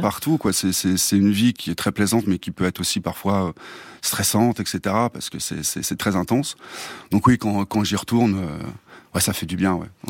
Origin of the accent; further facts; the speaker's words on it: Clamecy, Bourgogne-Franche-Comté, France; moved away; je viens de, de Clamcy, une, une, petite ville euh, dans la Nièvre